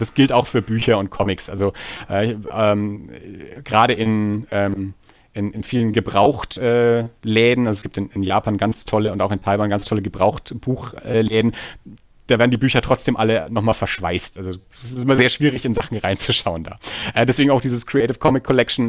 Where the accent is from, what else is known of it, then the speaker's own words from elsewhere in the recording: Erlangen, Bavaria, Germany; wir sind beide aus Erlangen